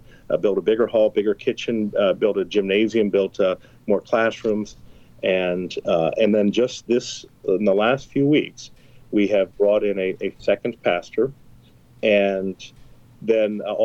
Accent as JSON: {"language": "English", "town": "Topeka", "region": "Kansas", "country": "United States", "tie": "born or raised there", "also_born_or_lived": "Basehor, Kansas", "said": "I'm born and raised in Topeka"}